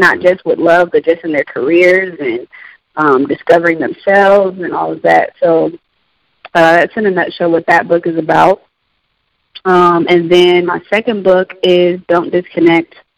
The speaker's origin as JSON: {"language": "English", "town": "Columbus", "region": "Ohio", "country": "United States", "tie": "born or raised there", "said": "I was born and raised in Columbus, Ohio."}